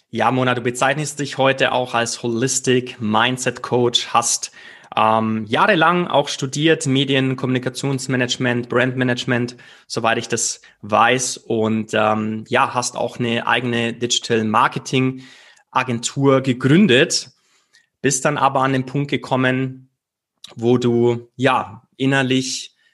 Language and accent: German; Bavaria, Germany; weil sie nicht nur aus meiner Heimat kommt, äh, wenn man so möchte, aus dem wunderschönen Allgäu